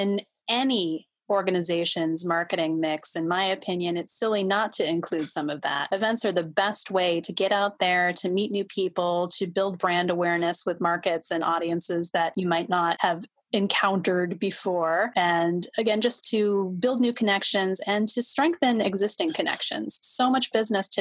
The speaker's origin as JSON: {"language": "English", "region": "Massachusetts", "country": "United States", "also_born_or_lived": "California East Bay", "moved": "yes", "lives_now": "San Francisco East Bay, United States", "said": "I'm originally from Massachusetts, but I think I'm always still going to be a NorCal girl"}